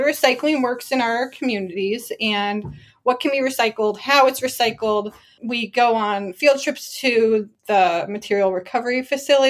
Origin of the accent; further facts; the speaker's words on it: Ohio, United States; I'm from Ohio